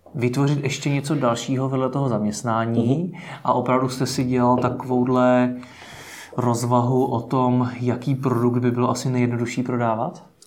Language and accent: Czech; Czechia; jako Češi